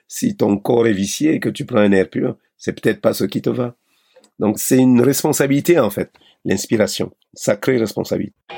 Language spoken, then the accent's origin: French; Cameroon; moved away; also born or lived in Europe; mon pays natal, le Cameroun